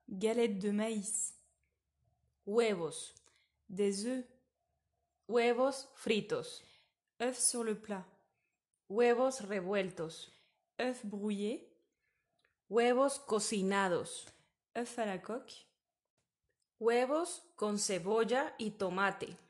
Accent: Bogotá, Colombia; Je viens de la ville de Bogota.

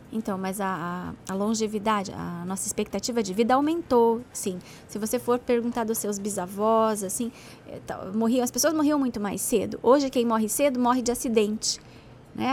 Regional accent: Paraná, Brazil; eu sou do Paraná, então por isso eu falo do Paraná

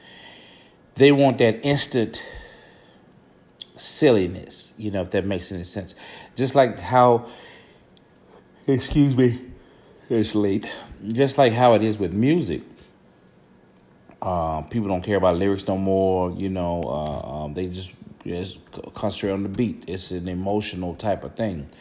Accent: Vicksburg, Mississippi, United States; now in Atlanta, United States; I'm from Vicksburg, Mississippi, originally. Now I'm living in the ATL

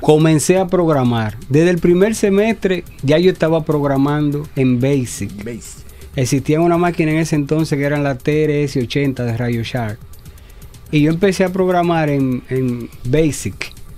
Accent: Santo Domingo, Distrito Nacional, Dominican Republic; yo nací en el Capotillo, en los alrededores del Mercado Nuevo. Y hasta ahí estuvimos, hasta que yo me gradué de ingeniería

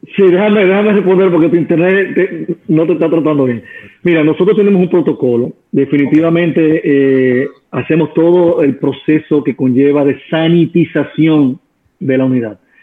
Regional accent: Dominican Republic; Somos dominicanos

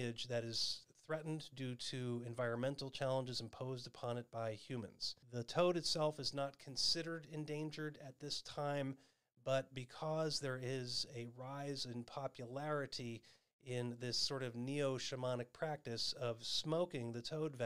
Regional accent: Arizona, United States; my home state of Arizona

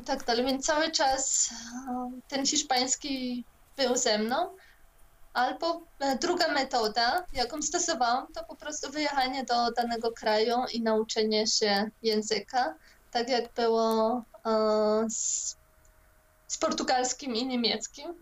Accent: Poland; wyrosłam też częściowo w e, komunistycznej Polsce

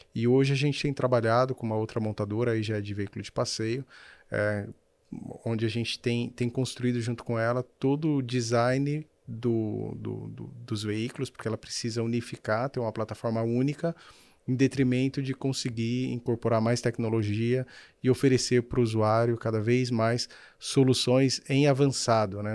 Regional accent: Brazil; Eu vivo no Brasil, eu sou brasileiro

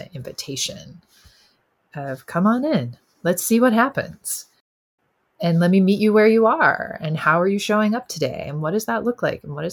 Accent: the South, United States; being a Southerner and kind of my working class family roots

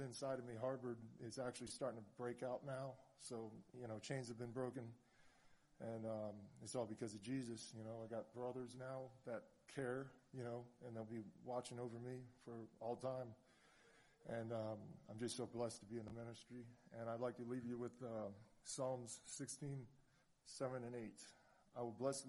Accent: Manatee County, Florida, United States; also born or lived in Orlando; I'm from Manatee County.

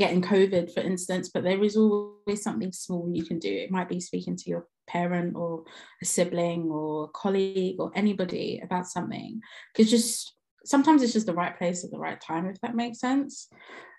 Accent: Jamaica; I'm Jamaican

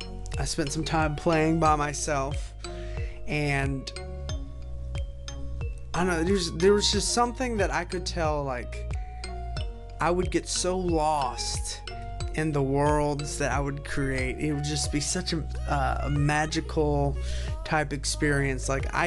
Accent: Chicago, Illinois, United States; born there; I was born right outside of Chicago, Illinois

